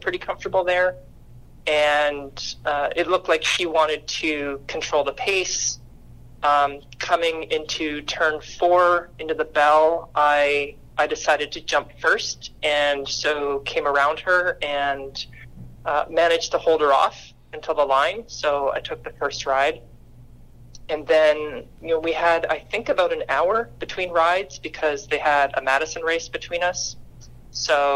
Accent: Canada; moved away as an adult; now in Charleston, United States; as a Canadian, my sport background is actually badminton

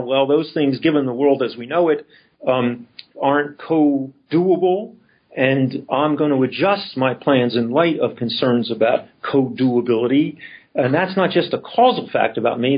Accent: Philadelphia, Pennsylvania, United States; I grew up in Philadelphia, uh, I graduated from Northeast High School

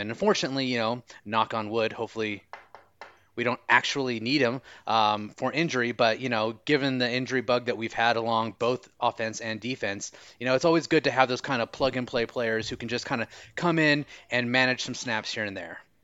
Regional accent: United States; accent: American; my American accent

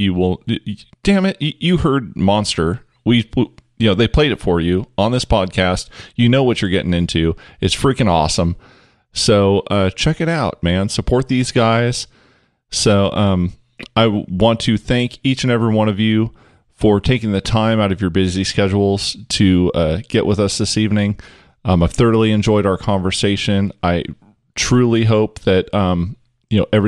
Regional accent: Cherryvale, Kansas, United States; we're from Cherryvale, Kansas, which is, you know, town of, what is it, like 2,500 people

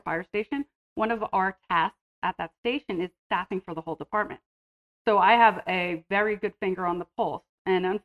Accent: New Jersey, United States; moved away as an adult; now in San Diego, United States; I'm originally from New Jersey, and I moved to San Diego when I was 21

